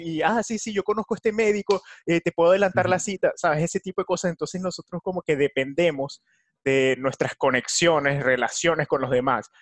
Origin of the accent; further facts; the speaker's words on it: Venezuela; now in United States; en mi país Venezuela